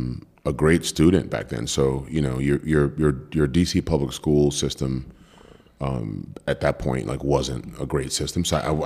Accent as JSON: {"language": "English", "country": "Cameroon", "tie": "born there", "said": "Yeah, so just high level, I was born in Cameroon, West Africa."}